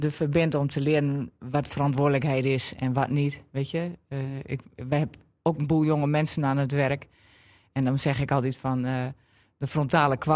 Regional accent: Drenthe, Netherlands; En ik was er ook trots op dat ik niet meer kon horen dat ik uit Drenthe kwam.

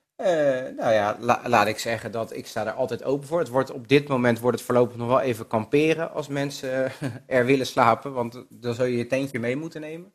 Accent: Rotterdam, South Holland, Netherlands; moved away as an adult; also born or lived in The Hague; now in Assen, Netherlands; Rotterdam, ja, wij komen allebei uit Rotterdam

